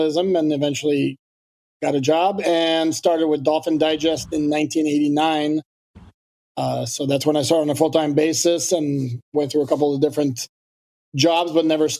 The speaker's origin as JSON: {"language": "English", "country": "Canada", "moved": "yes", "lives_now": "United States", "said": "I'm French Canadian. So, but I've lived here so long"}